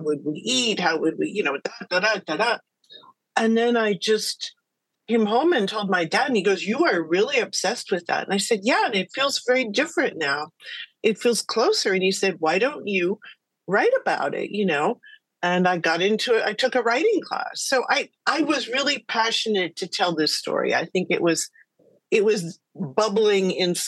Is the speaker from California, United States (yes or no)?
yes; California, United States; I'm from California